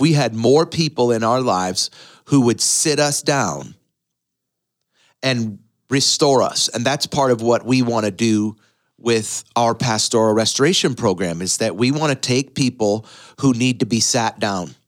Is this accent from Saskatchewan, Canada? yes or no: no; Windsor, Ontario, Canada; moved away as an adult; now in United States; my hometown of Windsor, Ontario